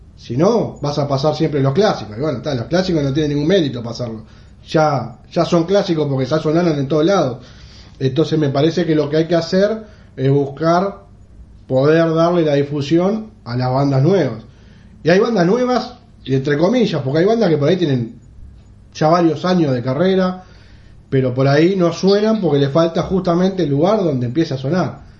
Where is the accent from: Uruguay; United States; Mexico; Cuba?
Uruguay; viviendo en el Uruguay, siendo uruguayo